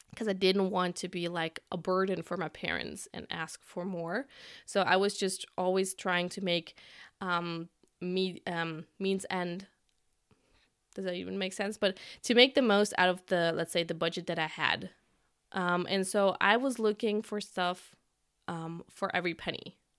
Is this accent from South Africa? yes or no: no; Germany; I'm from Germany